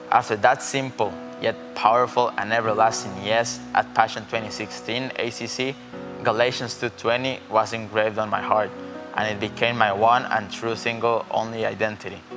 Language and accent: English; Costa Rica